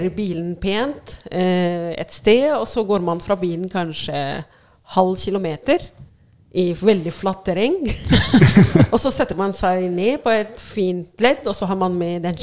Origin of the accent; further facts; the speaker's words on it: Cairo, Cairo Governorate, Egypt; Norwegian is a second language; moved away as an adult; now in Oslo, Norway; Eh, og jeg kom fra Kairo til eh, Oslo i 2002 eh, sammen med mannen min eh, Mohammed, eh, som jeg ble forelska i i Egypt, Kairo.